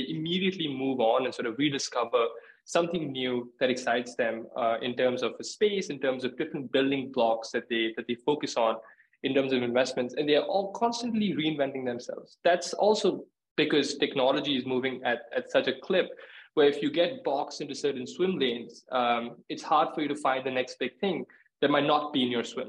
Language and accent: English; India; moved away as an adult; also born or lived in New York, United States / Chicago, United States; now in London, United Kingdom; I was born and raised in India, moved to the US for school